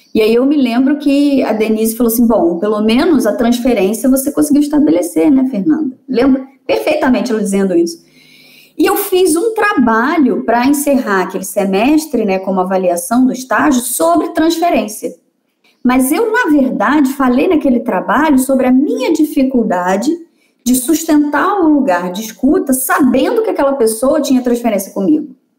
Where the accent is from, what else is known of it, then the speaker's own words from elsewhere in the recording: Vassouras, Rio de Janeiro, Brazil; also born or lived in Juiz de Fora; Eu sou nascida e criada em Vassouras, que é interior do, do estado do Rio